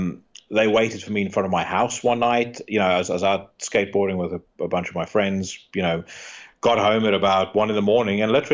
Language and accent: English; South Africa; You know, I grew up around the South African equivalent to that.